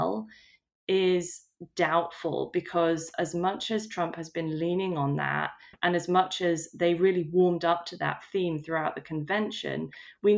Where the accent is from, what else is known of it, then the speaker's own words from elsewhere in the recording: United Kingdom; as a British person